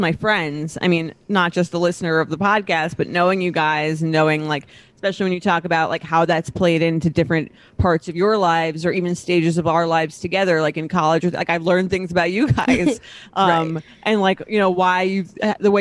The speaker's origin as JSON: {"language": "English", "country": "United States", "tie": "born or raised there", "said": "being a woman growing up in America"}